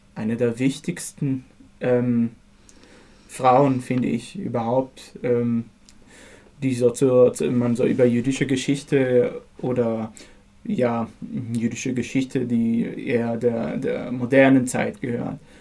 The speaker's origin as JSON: {"language": "German", "town": "Haifa", "region": "Haifa District", "country": "Israel", "tie": "born or raised there", "moved": "yes", "said": "ich bin in Haifa aufgewachsen"}